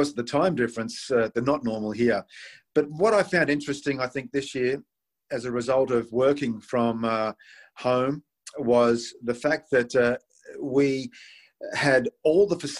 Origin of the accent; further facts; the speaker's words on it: Sydney, New South Wales, Australia; in my home country, in my home city